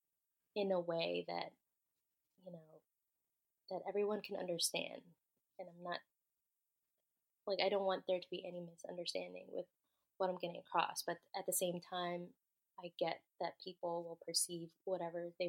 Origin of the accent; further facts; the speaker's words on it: United States; I'm first generation, like, born in America